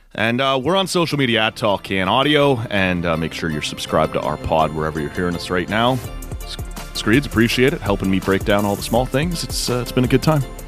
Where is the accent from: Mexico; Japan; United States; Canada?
Canada; as a Canadian fan